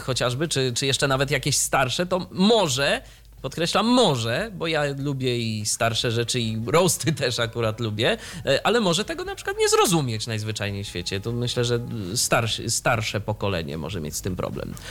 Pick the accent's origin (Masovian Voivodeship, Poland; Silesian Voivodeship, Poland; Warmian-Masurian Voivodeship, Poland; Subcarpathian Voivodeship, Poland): Warmian-Masurian Voivodeship, Poland; near Ostróda; 30 km od mojego rodzinnego miasta.